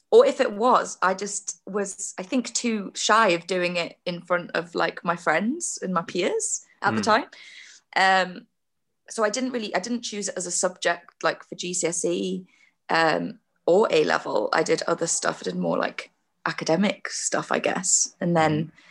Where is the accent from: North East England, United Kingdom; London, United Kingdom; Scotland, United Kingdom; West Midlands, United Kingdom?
North East England, United Kingdom; Tynemouth; accent: Geordie; moved away; I grew up in just outside of Newcastle, a place called Tynemouth